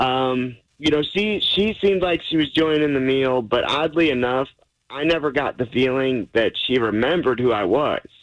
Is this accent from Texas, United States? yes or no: yes; Lubbock, Texas, United States; we're both from Lubbock